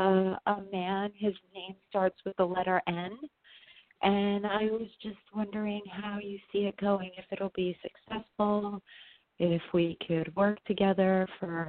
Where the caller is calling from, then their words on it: New York, United States; I'm calling from New York.